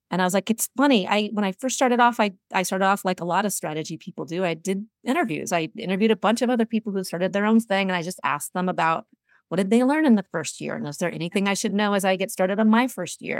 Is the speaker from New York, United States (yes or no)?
no; Seattle, Washington, United States; I'm originally from Seattle, went to University of Washington, grew up in the region